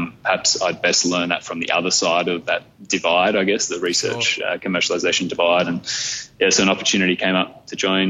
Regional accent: Camden, New South Wales, Australia; I grew up in Camden, so 45 minutes up the hill. Still live in Camden.

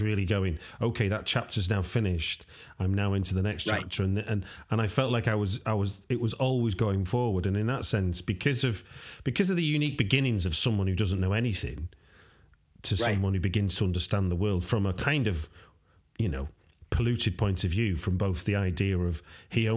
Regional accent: United Kingdom; as a British person

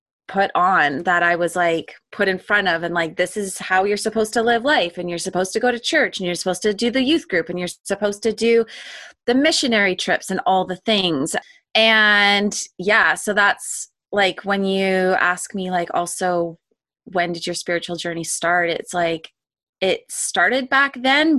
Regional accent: Langley, British Columbia, Canada; I grew up in Canada, in BC, specifically in Langley. That's where I grew up.

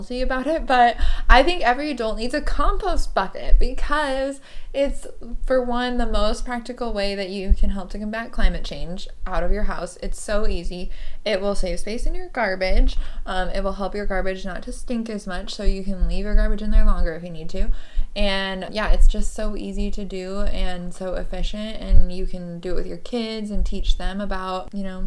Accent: Seattle, Washington, United States; I'm from Seattle

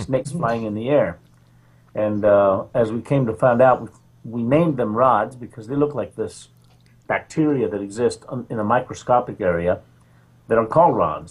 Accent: Roswell, New Mexico, United States; now in Mission Hills, United States; I was uh, raised in Roswell, New Mexico. I'm from Roswell, the epicenter of UFOs.

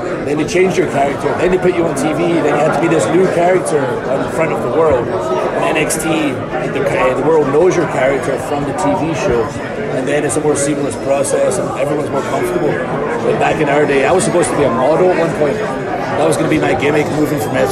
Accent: Scotland, United Kingdom; I'm from Scotland

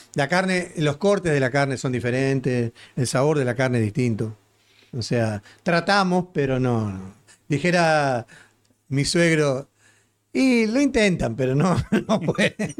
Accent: Uruguay; now in United States

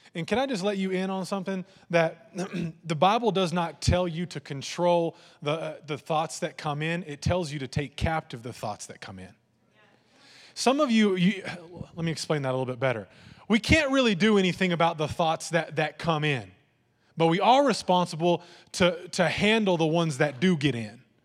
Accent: Lampasas, Texas, United States; I grew up in Land Passes

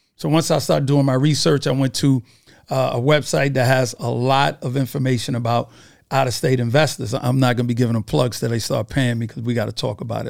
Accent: New York City, New York, United States; from Brooklyn, New York

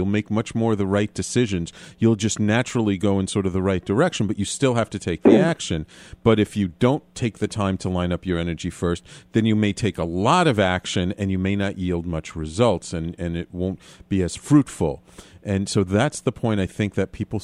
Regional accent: New York, United States; a native New Yorker like myself

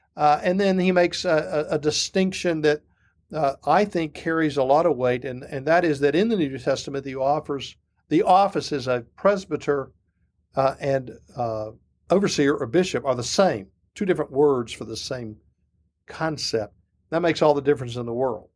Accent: Memphis, Tennessee, United States; moved away as an adult; also born or lived in Oak Ridge, Tennessee; now in Powder Springs, United States; I grew up in Memphis, Tennessee, big Adrian Rogers country

